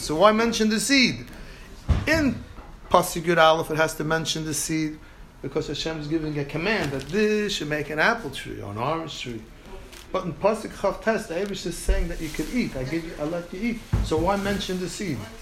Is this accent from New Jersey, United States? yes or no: no; New York City, New York, United States; I was brought up in the Lower East Side.